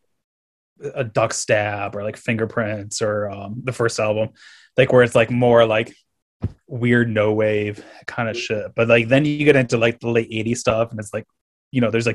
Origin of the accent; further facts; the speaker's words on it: Caledonia, New York, United States; moved away; also born or lived in Fredonia, New York; growing up in Caledonia and then being in Fredonia, I studied design in Fredonia